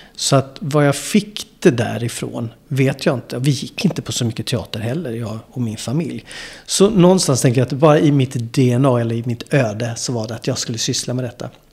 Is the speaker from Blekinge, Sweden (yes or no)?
no; Malmö, Skåne, Sweden; also born or lived in New York; Malmö där jag är ifrån från början